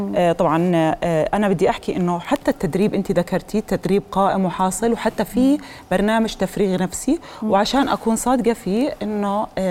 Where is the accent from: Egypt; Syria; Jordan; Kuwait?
Jordan; انا بعتز في انه انا كاردنيه